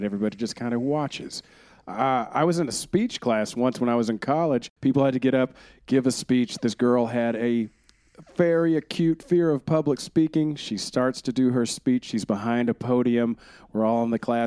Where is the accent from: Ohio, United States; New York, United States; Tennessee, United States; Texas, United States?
Texas, United States; I was born in Texas